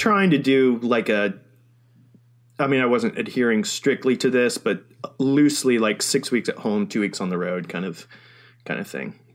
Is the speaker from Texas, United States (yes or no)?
no; Florida, United States; I'm from Florida